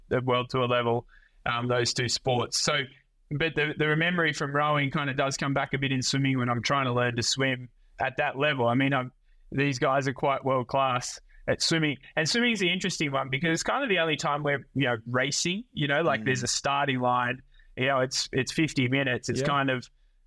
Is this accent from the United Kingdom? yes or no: no; Australia; being Australian is kind of good. You know, we grow up on the beach